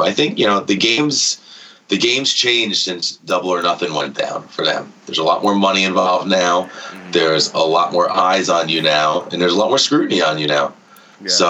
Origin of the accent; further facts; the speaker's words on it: United States; I am American, okay? I learned American words.